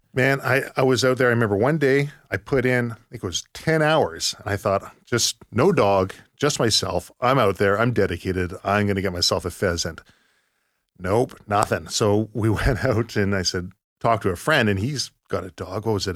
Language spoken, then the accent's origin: English; Surrey, British Columbia, Canada; I grew up in Surrey